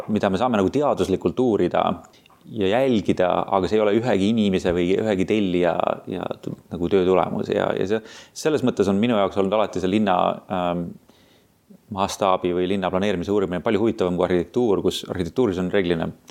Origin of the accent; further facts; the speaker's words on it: Tartu, Tartu County, Estonia; moved away as an adult; also born or lived in Tallinn / France / Boston; ma olen pärit Tartust, põhimõtteliselt kasvasin üles Tartus Annelinnas